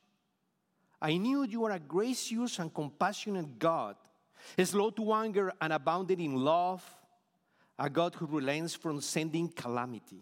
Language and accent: English; Bogotá, Colombia; English is a second language; moved away as an adult; now in Houston, United States; originally, we were from Bogota, Colombia, South America